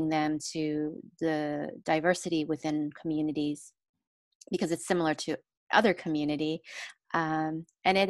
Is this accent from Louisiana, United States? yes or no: no; Los Angeles, California, United States; also born or lived in refugee camps (Cambodia/Thailand border); now in Long Beach, United States; I grew up in Echo Park area in the 80s